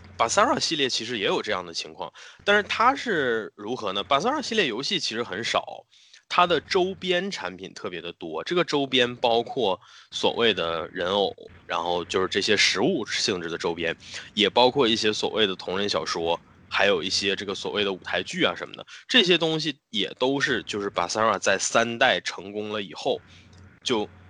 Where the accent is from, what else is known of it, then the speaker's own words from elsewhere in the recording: China; 我们中国人自己的元素